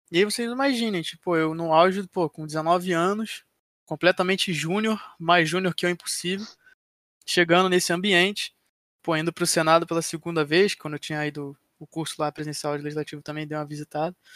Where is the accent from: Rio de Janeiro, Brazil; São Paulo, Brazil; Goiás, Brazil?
Rio de Janeiro, Brazil; eu sou do Rio